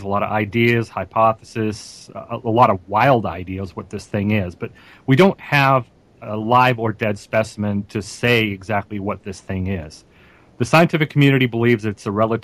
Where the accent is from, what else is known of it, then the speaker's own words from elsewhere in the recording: Greensburg, Pennsylvania, United States; my hometown of Greensburg, Pennsylvania.